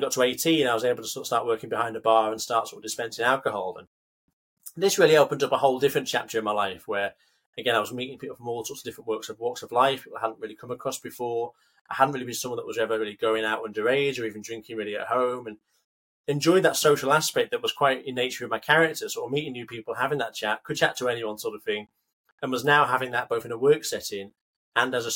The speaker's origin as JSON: {"language": "English", "town": "Carlisle", "region": "North West England", "country": "United Kingdom", "tie": "born or raised there", "said": "I'm brought up just outside the Lake District. So I'm from Carlisle originally"}